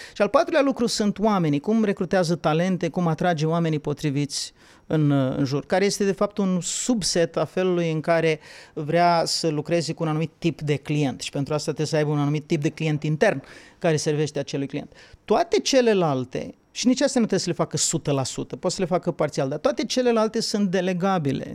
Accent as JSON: {"language": "Romanian", "region": "Bukovina", "country": "Romania", "said": "eu sunt din Bucovina"}